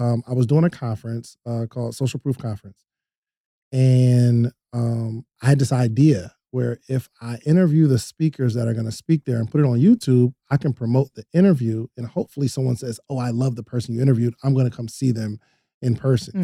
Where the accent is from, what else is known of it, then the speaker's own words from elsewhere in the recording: New Jersey, United States; now in Atlanta, United States; I'm from New Jersey originally